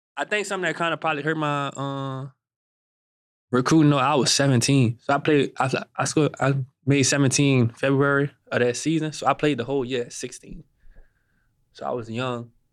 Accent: Gretna, Louisiana, United States; I'm from Gretna, uh, Louisiana

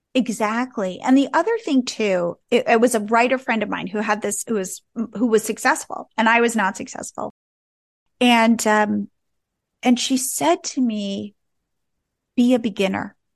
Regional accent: New Jersey, United States; moved away as an adult; also born or lived in California; I grew up in New Jersey, and I went out to California, to Stanford, to go to college

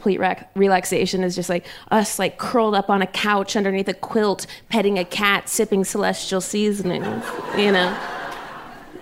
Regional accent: Ohio, United States; We grew up in Ohio

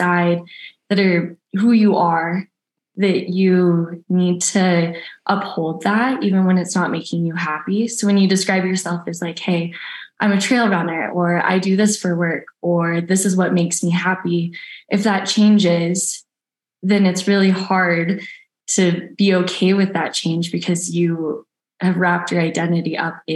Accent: Redding, California, United States; now in Truckee, United States; I grew up in Redding, California. So Northern California.

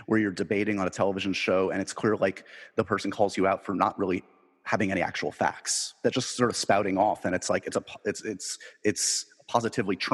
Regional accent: New York, United States; I'm a New Yorker

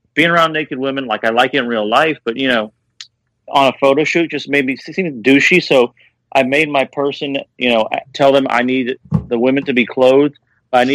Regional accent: Kentucky, United States; When I was a kid, growing up in Kentucky

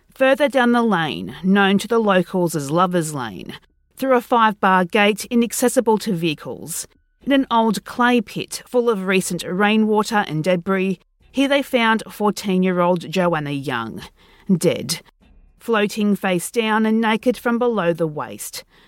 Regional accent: Australia; being Australian

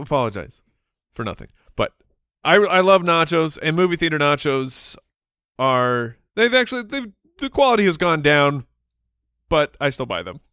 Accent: Phoenix, Arizona, United States; it was well known in our community here growing up in Phoenix

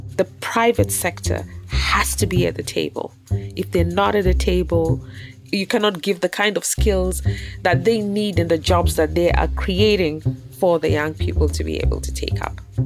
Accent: Kenya; also born or lived in South Sudan; I was born in South Sudan, of South Sudanese parents, and we had to leave when I was really very little because of war, and I grew up in Kenya

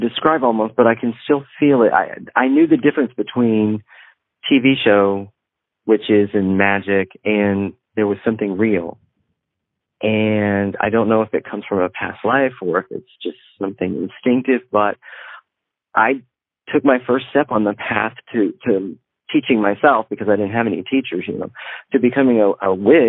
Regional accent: Northeast Texas, United States; I grew up in Northeast Texas, where everybody was Christian and went to the little church down the road.

